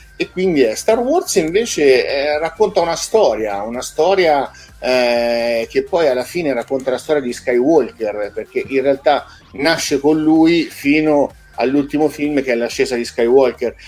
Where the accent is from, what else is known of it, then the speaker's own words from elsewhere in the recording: Chianciano Terme, Tuscany, Italy; io sono di Chianciano Terme